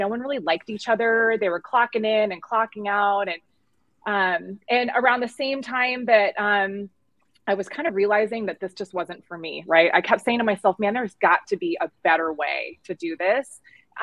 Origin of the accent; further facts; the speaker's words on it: California, United States; moved away as an adult; also born or lived in Arizona; now in Phoenix, United States; Born and raised in California